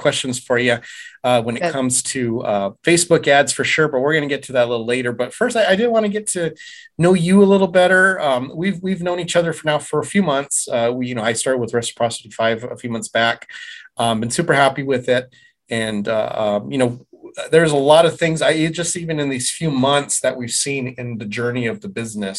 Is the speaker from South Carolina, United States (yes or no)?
no; Tucson, Arizona, United States; I'm born and raised in Tucson.